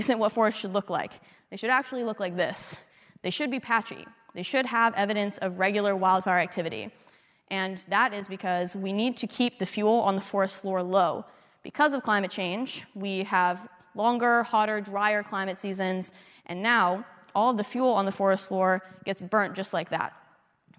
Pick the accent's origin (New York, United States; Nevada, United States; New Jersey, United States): Nevada, United States; Las Vegas; I'm from Vegas